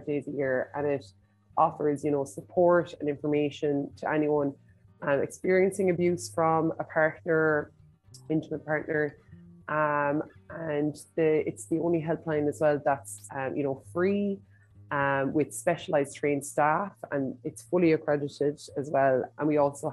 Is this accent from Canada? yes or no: no; Tipperary, Munster, Ireland; also born or lived in Dublin; now in Bray, Ireland; I live in Bray, but I'm from Tipperary, and I've lived in Dublin